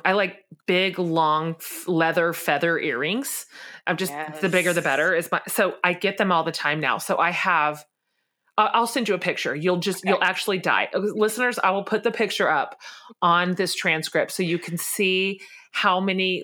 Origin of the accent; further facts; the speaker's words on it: Texas, United States; We live down here in the land of plenty.